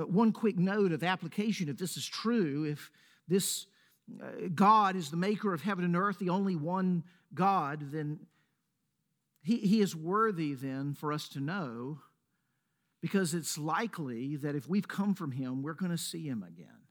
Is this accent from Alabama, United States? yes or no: no; Laurel, Mississippi, United States; now in Middle Tennessee, United States; I say Mississippi. I might even go deeper. I might say Laurel, Mississippi